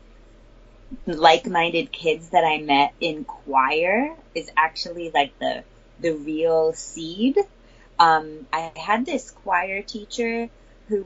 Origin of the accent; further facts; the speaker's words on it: Newtown, Connecticut, United States; I'm from Newtown, Connecticut.